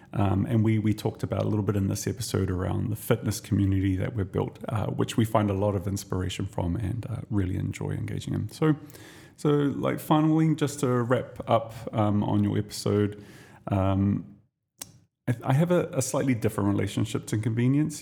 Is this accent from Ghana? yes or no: no; New Zealand; now in Dubai, United Arab Emirates; I'm Kiwi